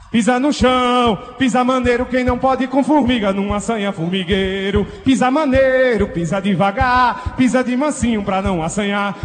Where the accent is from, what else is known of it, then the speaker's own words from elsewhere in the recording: Paraíba, Brazil; é aqui que a gente renova o nosso sotaque